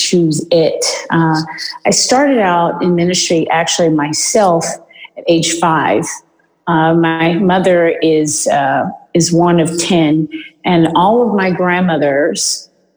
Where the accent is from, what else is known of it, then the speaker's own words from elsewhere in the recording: Houston, Texas, United States; now in Beverly Hills, United States; I'm originally from Houston, Texas